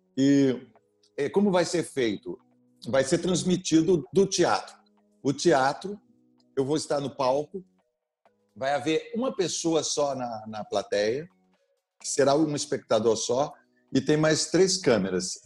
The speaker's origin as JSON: {"language": "Portuguese", "town": "Sorocaba", "region": "São Paulo", "country": "Brazil", "tie": "born or raised there", "said": "a história da minha infância e da minha adolescência em Sorocaba"}